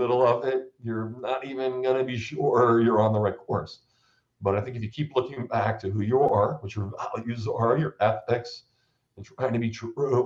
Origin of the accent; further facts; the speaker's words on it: New Jersey, United States; I grew up in New Jersey